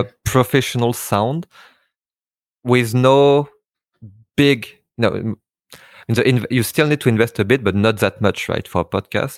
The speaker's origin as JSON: {"language": "English", "town": "Paris", "region": "Île-de-France", "country": "France", "tie": "born or raised there", "said": "I have a Vietnamese name, uh, but I was born and raised in Paris, in France"}